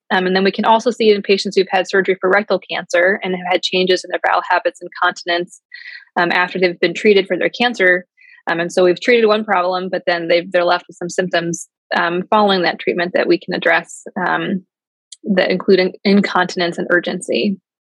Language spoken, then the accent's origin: English; outside of the Chicagoland area, Illinois, United States; moved away as an adult; also born or lived in Ohio / Atlanta / Wisconsin; now in Cleveland, United States; I'm mostly from the outside of the Chicagoland area